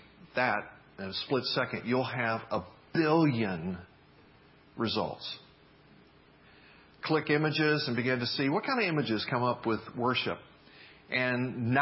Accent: the South, United States; moved away as an adult; now in Northwest, United States; growing up in the South

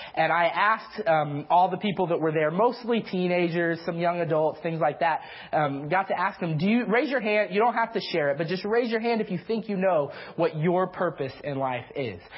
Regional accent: the South, United States; I'm from the South, so I have a tendency towards the Big 12

